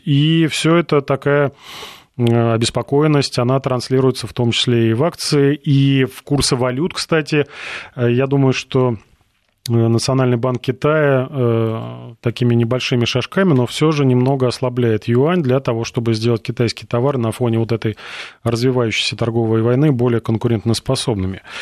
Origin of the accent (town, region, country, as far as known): Russia